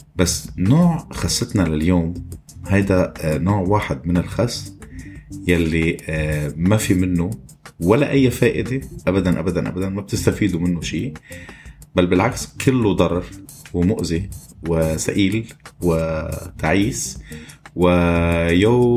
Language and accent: Arabic; Lebanon; moved away as an adult; now in Kuwait; حدا مثلي انا ترك لبنان واجا على الكويت